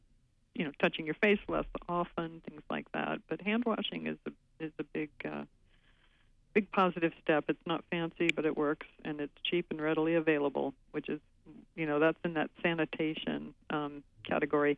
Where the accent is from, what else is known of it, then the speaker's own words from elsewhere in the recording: West Coast, United States; now in Maine, United States; I grew up on the West Coast